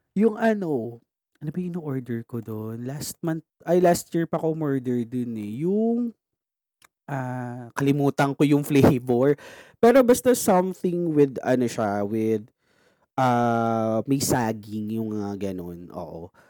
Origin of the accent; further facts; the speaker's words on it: Philippines; being a Filipino